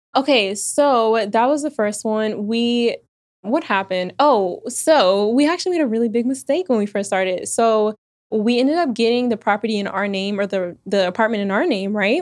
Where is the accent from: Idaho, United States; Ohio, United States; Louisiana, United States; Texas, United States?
Texas, United States; Houston; moved away; also born or lived in Austin, Texas / Virginia; I was born in Austin, raised in Houston